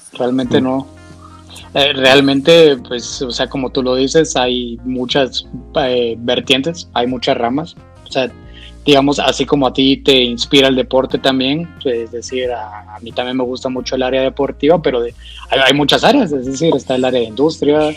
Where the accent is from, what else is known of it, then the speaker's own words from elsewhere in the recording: Guatemala; yo vengo de Guatemala